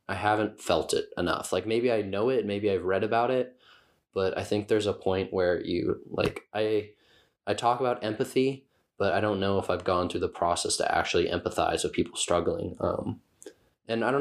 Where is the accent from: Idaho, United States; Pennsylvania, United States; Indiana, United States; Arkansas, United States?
Indiana, United States; Muncie; moved away as an adult; also born or lived in Cincinnati, Ohio; now in Portland, United States; I grew up in Muncie, Indiana, and studied architecture at the University of Cincinnati. I'm now living in Portland, Oregon